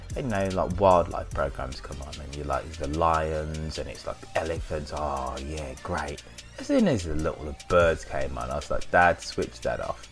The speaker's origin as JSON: {"language": "English", "country": "United Kingdom", "said": "being all being all British"}